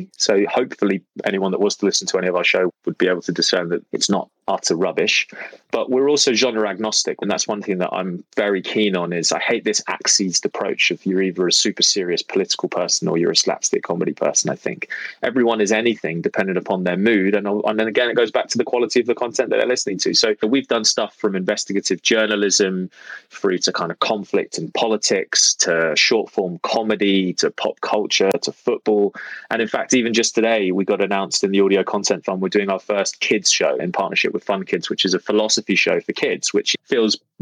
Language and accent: English; London, United Kingdom; I'm from London originally